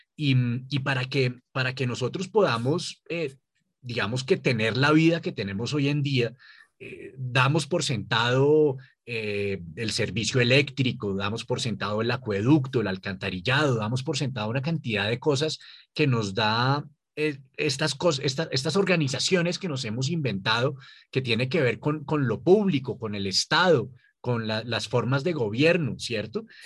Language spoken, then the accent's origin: Spanish; Colombia; nosotros como colombianos